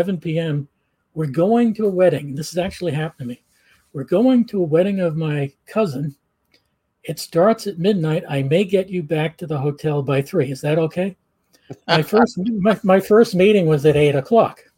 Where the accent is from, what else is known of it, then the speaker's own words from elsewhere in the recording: United States; the American